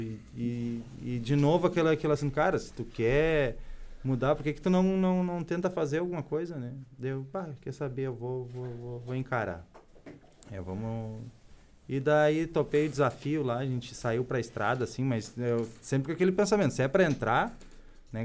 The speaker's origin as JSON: {"language": "Portuguese", "town": "Novo Hamburgo", "region": "Rio Grande do Sul", "country": "Brazil", "said": "Eu sou de Novo Hamburgo."}